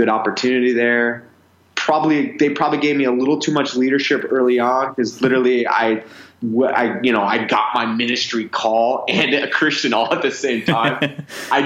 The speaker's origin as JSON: {"language": "English", "town": "Minneapolis", "region": "Minnesota", "country": "United States", "tie": "born or raised there", "also_born_or_lived": "Arizona", "said": "I was raised in Minneapolis, Minnesota, up north"}